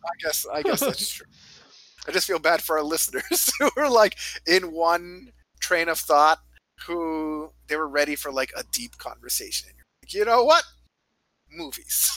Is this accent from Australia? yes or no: no; Canada; now in United States; I come from Canada